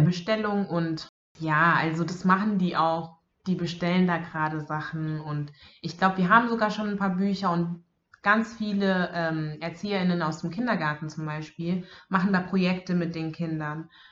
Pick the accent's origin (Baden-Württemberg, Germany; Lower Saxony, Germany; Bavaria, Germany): Bavaria, Germany; moved away; ich bin in Bayern aufgewachsen